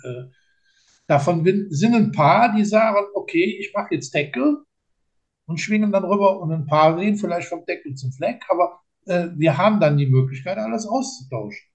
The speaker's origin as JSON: {"language": "German", "town": "Linz am Rhein", "region": "Rhineland-Palatinate", "country": "Germany", "said": "ich komme ja äh, aus Linz"}